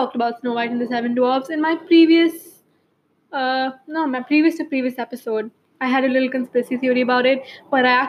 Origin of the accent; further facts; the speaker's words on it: India; as an Indian